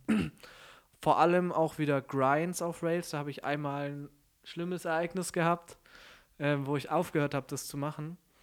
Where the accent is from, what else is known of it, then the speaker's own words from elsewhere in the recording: Stuttgart, Baden-Württemberg, Germany; also born or lived in Konstanz; ich komme aus Stuttgart